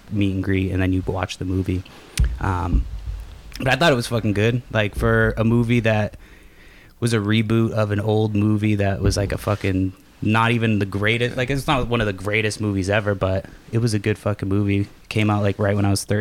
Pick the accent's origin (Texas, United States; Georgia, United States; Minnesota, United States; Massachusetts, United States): Massachusetts, United States; moved away; also born or lived in San Francisco, California; I was born in San Francisco, but raised yeah. in Massachusetts.